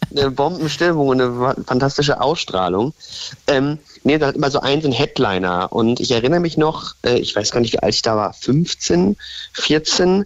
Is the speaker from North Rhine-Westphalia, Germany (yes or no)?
no; Lingen, Lower Saxony, Germany; da wo ich herkomme, gebürtig aus Lingen